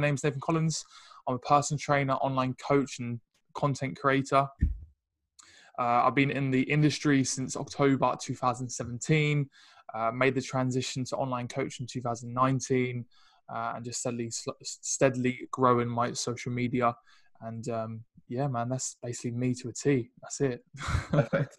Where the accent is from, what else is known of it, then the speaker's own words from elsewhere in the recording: Ipswich, East of England, United Kingdom; moved away as an adult; also born or lived in London; i come from Ipswich originally uh, moved, to London